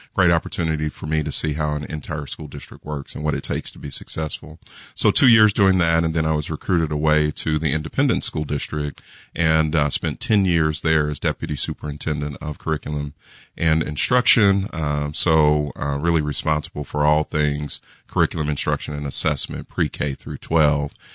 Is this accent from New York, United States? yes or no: no; Kansas City, Missouri, United States; I was born and raised in Kansas City, so I'm a Kansas City native